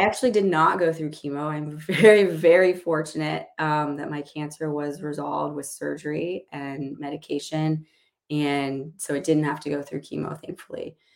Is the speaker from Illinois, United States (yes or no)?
yes; Illinois, United States; now in Seattle, United States; I grew up in Illinois